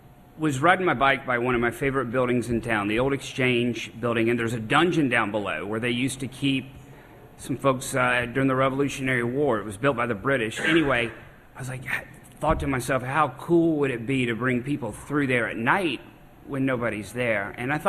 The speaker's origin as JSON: {"language": "English", "town": "Charleston", "region": "South Carolina", "country": "United States", "tie": "born or raised there"}